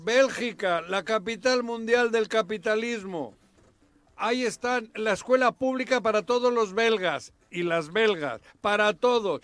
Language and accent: Spanish; Bilbao, Basque Country, Spain; now in Mexico; que soy mexicano nacido en Bilbao